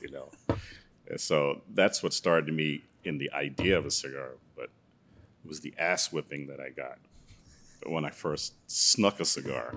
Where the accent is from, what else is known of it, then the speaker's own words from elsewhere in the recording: New York City, New York, United States; also born or lived in Guyana; I'm from Brooklyn originally.